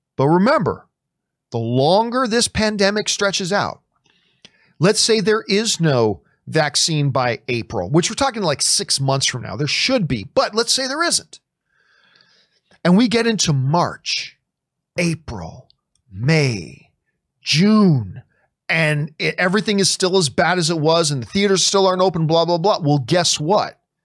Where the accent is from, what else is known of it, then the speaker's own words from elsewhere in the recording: Hamilton, Ontario, Canada; moved away; Hamilton's my hometown